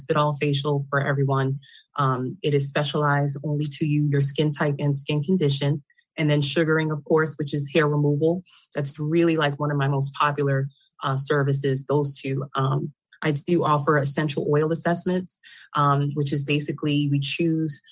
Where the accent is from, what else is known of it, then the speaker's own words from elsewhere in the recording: New York City, New York, United States; I am originally from Queens, New York